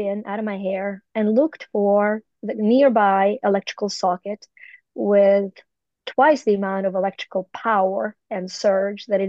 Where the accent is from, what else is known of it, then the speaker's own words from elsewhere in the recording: Ukraine; moved away; I was born in the Soviet Union in Ukraine